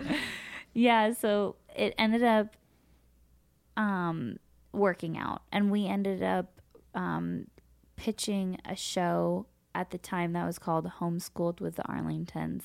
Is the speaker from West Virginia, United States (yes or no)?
no; Los Angeles, California, United States; I grew up here in Los Angeles.